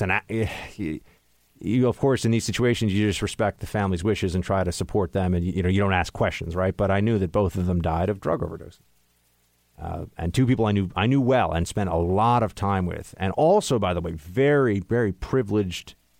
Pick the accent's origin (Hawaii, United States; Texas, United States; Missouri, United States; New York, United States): New York, United States; New York City; growing up in New York City, there were a lot of drugs here